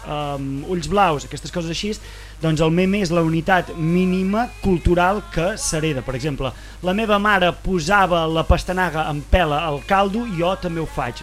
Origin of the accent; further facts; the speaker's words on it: Vic, Catalonia, Spain; vaig créixer a Vic